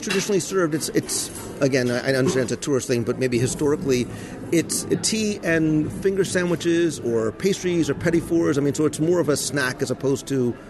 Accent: New Jersey, United States; I'm from Jersey

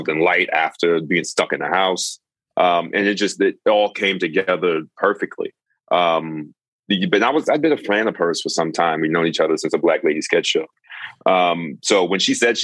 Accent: New York, United States; I'm from New York

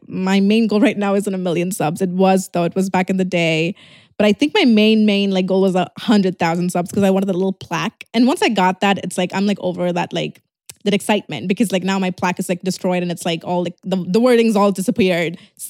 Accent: Tirunelveli, Tamil Nadu, India; No, I'm actually from Tirunelveli.

